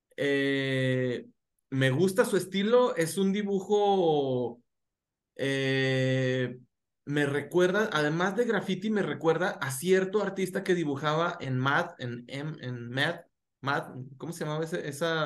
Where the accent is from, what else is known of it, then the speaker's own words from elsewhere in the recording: Gómez Palacio, Durango, Mexico; soy un cholo de Gómez Palacio Durango